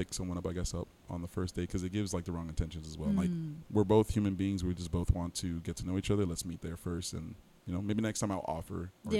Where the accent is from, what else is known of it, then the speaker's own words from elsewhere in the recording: Miami, Florida, United States; also born or lived in Plantation, Florida; Born and raised in Miami, Florida. Mm-hmm. A little asterisk there. I guess I was born in Plantation, but we moved down to Miami soon